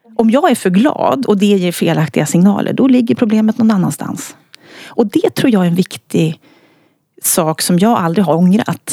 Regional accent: Örnsköldsvik, Västernorrland County, Sweden; moved away; när jag bodde uppe i Örnsköldsvik där jag kommer ifrån

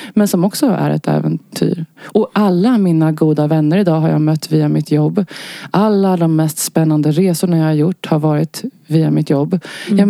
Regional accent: Stockholm, Stockholm County, Sweden; Jag är eh, född och uppvuxen i Stockholm och bor här än idag.

